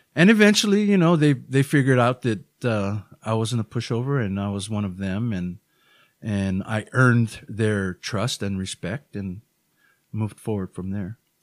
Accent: Honolulu, Hawaii, United States; moved away as an adult; also born or lived in Los Angeles area, California; all of us were born and raised in Hawaii

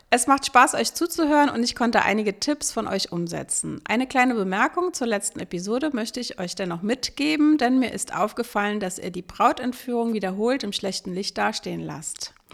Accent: Berlin, Germany; kommen wir ja aus Berlin und bei uns ist dieser Brauch tatsächlich nicht so häufig.

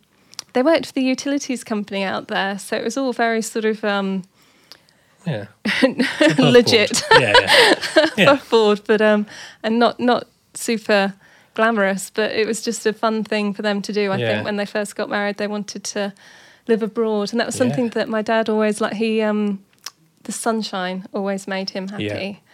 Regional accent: Cayman Islands; born there; but I was born in the Caribbean. I was born in the Cayman Islands.

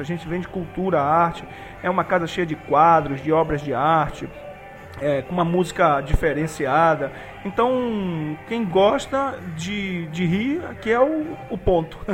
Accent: Belém, Pará, Brazil

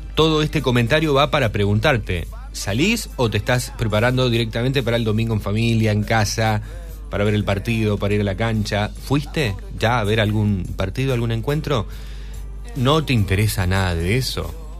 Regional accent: Rosario, Santa Fe, Argentina; soy rosarino

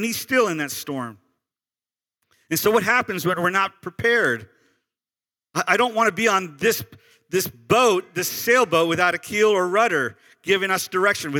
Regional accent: Sarasota, Florida, United States; I'm from Sarasota, which is a very rich county, very rich county

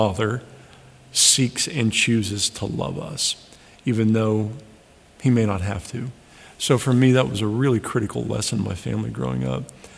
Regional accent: Sidney, Ohio, United States; moved away as an adult; now in Cleveland, Tennessee, United States; I loved growing up in Sydney.

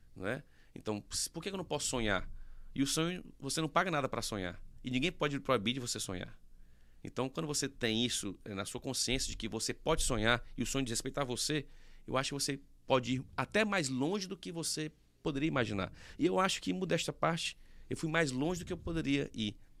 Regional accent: Teresina, Piauí, Brazil; Nasci aqui, né, sempre morei aqui

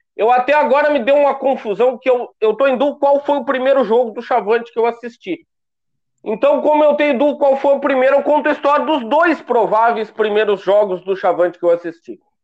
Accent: Pinheiro Machado, Rio Grande do Sul, Brazil; also born or lived in Pelotas; sou de Pinheiro Machado

